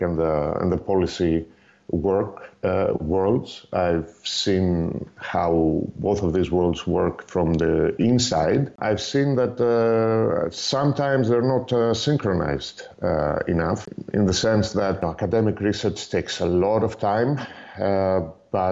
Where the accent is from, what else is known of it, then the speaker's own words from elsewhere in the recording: Greece; moved away as an adult; also born or lived in Netherlands; now in Belgium; I'm originally from Greece, but I've been living in the Benelux countries for 15 years now.